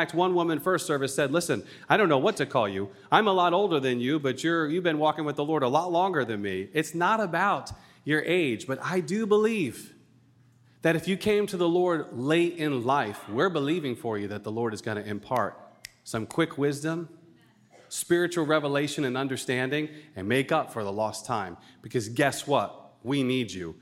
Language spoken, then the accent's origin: English; Rhode Island, United States; also born or lived in Colorado; I'm born and raised in Rhode Island. I'm a New Englander all the way